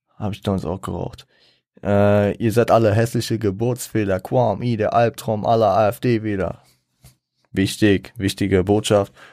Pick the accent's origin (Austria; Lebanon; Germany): Germany; Frankfurt, Hesse; ich komme aus Frankfurt